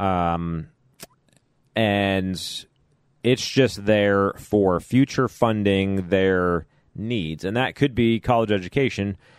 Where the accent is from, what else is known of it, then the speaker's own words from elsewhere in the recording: Chicago, Illinois, United States; now in Kentucky, United States; having grown up in Chicago